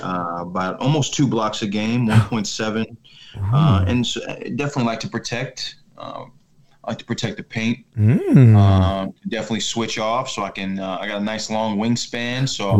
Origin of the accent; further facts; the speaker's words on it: Maryland, United States; Oh, I'm from the Maryland area.